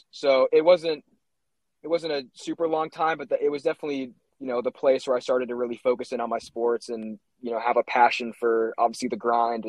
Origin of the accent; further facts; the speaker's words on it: Utah, United States; also born or lived in California; So, you know, I was born in California, moved to Utah when I was young, kind of started playing sports there, you know, a lot of soccer, as most kickers start off with.